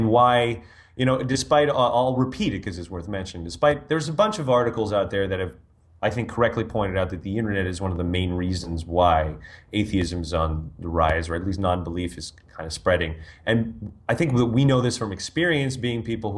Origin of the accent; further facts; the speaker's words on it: Canada